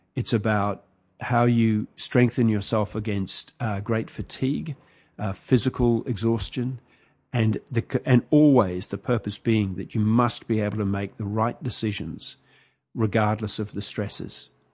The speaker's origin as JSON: {"language": "English", "country": "New Zealand", "tie": "born or raised there", "also_born_or_lived": "Sri Lanka", "moved": "yes", "said": "I grew up in New Zealand"}